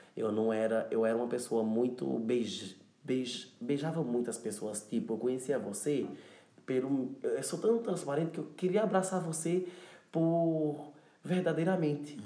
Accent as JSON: {"language": "Portuguese", "town": "Cabrobó", "region": "Pernambuco", "country": "Brazil", "tie": "born or raised there", "also_born_or_lived": "São Paulo, Brazil", "accent": "nordestino", "moved": "yes", "lives_now": "Lisbon, Portugal"}